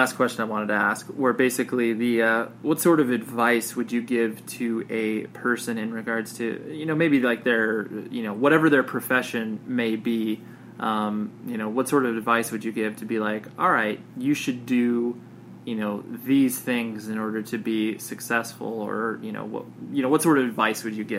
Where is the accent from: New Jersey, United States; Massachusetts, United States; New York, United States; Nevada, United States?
Nevada, United States; Las Vegas; born there; when I tell people I was born in Las Vegas, they're just like, "That's weird. No one's